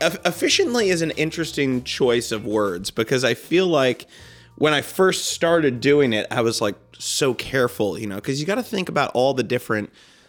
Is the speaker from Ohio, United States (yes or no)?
no; D.C., Virginia, United States; I also grew up in Virginia, outside Washington, D.C.